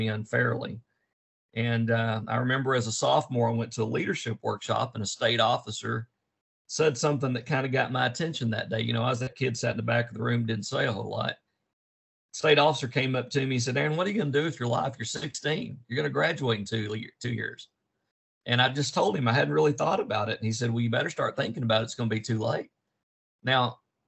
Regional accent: Dallas, Texas, United States; also born or lived in Amarillo, Texas; I grew up in Dallas, Texas

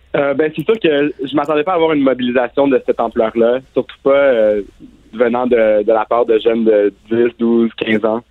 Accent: Ontario, Canada; j'ai grandi en Ontario, dans des écoles secondaires

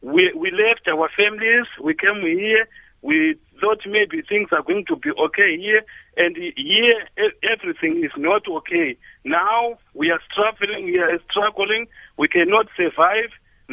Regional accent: Zimbabwe

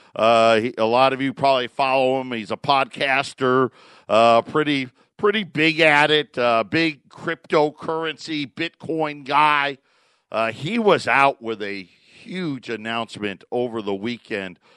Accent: Syracuse, New York, United States; Syracuse, New York, my hometown

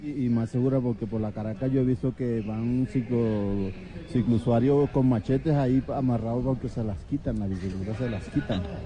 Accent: Córdoba, Colombia; now in Bogotá, Colombia; Yo soy de Senador Córdoba

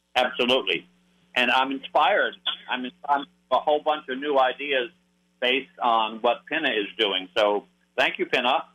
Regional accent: Hartford, Connecticut, United States; I was born in Hartford, Connecticut.

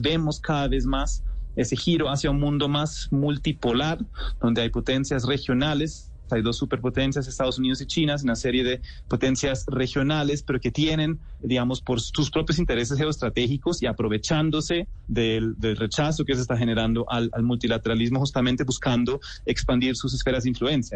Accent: Germany; siendo alemán

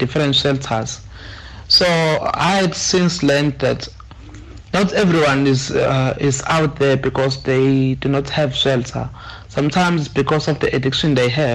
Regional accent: Mpumalanga, South Africa; moved away as an adult; now in Durban, South Africa; I'm from Mpumalanga, but currently studying in Durban

